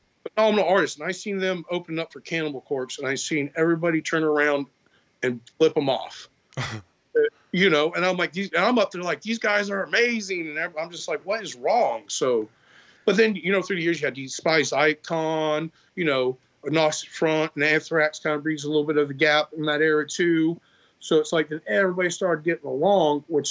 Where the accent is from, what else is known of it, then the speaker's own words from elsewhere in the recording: Florida, United States; also born or lived in Arkansas; I grew up in Florida, you know, my teens were, I graduated in 2002.